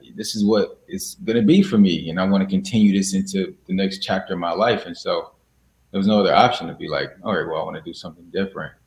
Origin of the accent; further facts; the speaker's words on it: Chicago, Illinois, United States; also born or lived in Springfield, Illinois; I'm from Chicago. I was born in Chicago, Illinois. And I went to school there